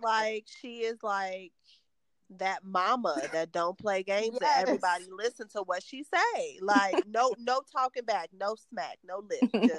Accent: Chicago, Illinois, United States; we are from Chicago, Illinois.

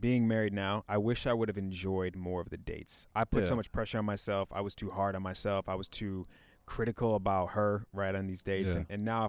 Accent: Chicago, Illinois, United States; I'm from Chicago, man.

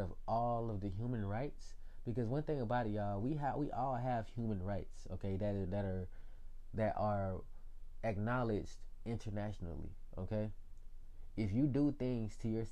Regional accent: Atlanta, Georgia, United States; I was born in Atlanta, yo. I was born in Georgia.

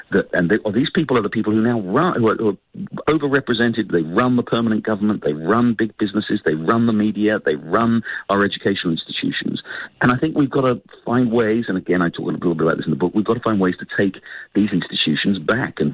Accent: United Kingdom; now in United States; as you can tell from my accent, I'm an immigrant to this country. I've lived here for nearly 30 years. I came here from the United Kingdom.

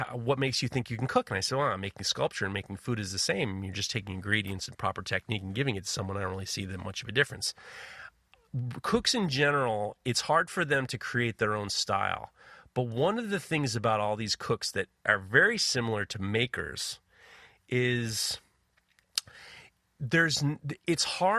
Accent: New York City, New York, United States; I grew up in New York City in the 70s and 80s.

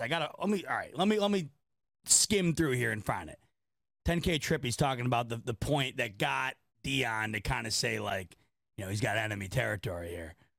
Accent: Rochester, New York, United States; my hometown of Rochester, New York

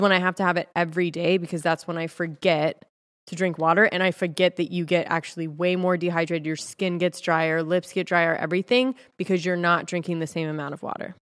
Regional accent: California, United States; moved away; also born or lived in Texas; I was from California.

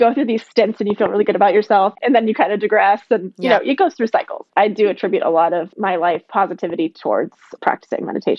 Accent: Iowa, United States; moved away as an adult; also born or lived in Chicago, Illinois; now in New York, United States; I'm from Chicago originally, but my parents moved to Iowa in a small town that actually was centered around meditation. So I grew up in a very progressive community, hippie community. Organic food, didn't eat meat until I moved to New York.

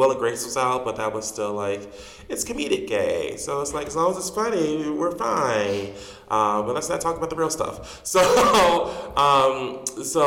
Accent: Chicago, Illinois, United States; also born or lived in Dolton, Illinois; I was born and raised here in Chicago.

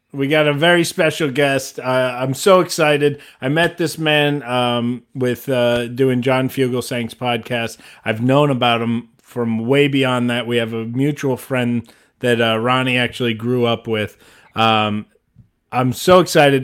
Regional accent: Ohio, United States; moved away; I grew up in Ohio

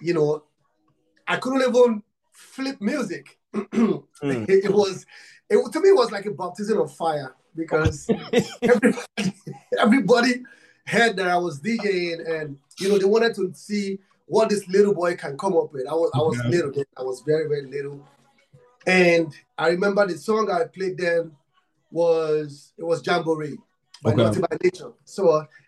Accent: Nigeria; I'm from Africa, Nigeria. I'm from Nigeria

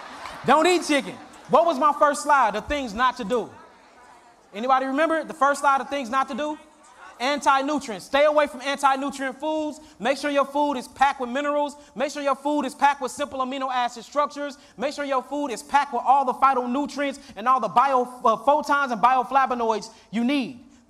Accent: Philadelphia, Pennsylvania, United States; And mind you, we came from Philly to here.

